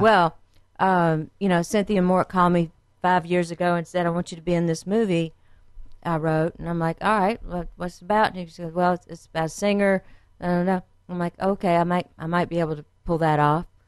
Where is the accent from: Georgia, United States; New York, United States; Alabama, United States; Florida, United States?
Alabama, United States; Frankville; born or raised there; also born or lived in Quantico, Virginia